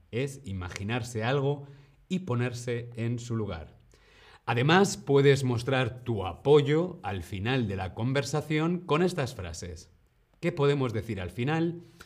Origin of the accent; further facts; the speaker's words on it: Spain; yo soy de España